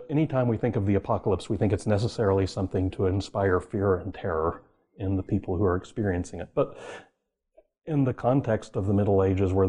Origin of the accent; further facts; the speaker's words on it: Oklahoma, United States; I grew up in Oklahoma